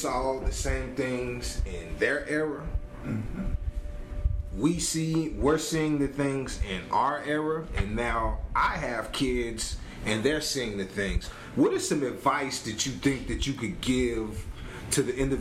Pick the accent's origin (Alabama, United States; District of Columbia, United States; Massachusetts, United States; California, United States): Alabama, United States; Monroeville; we're from Monroeville, Alabama